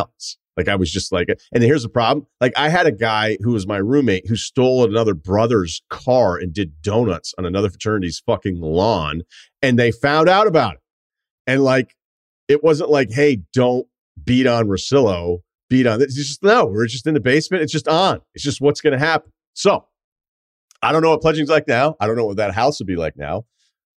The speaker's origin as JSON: {"language": "English", "area": "Martha's Vineyard", "region": "Massachusetts", "country": "United States", "tie": "born or raised there", "also_born_or_lived": "Burlington, Vermont", "moved": "as an adult", "said": "growing up on Martha's Vineyard"}